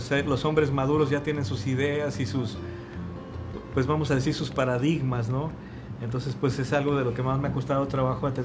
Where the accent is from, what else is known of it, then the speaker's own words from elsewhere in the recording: Aguascalientes, Mexico; porque yo soy del Bajío, yo soy de Aguascalientes